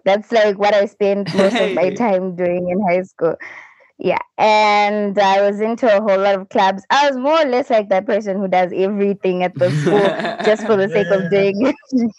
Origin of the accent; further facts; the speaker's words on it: Zimbabwe; I come from Zimbabwe. That's in Africa, Southern Africa. I'm dual ethnic, so I'm Ndebele and I'm Shona, which are two tribes that are here in Zimbabwe.